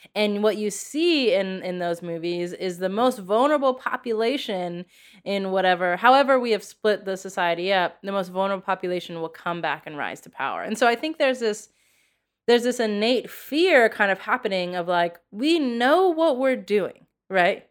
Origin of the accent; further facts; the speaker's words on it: United States; being an American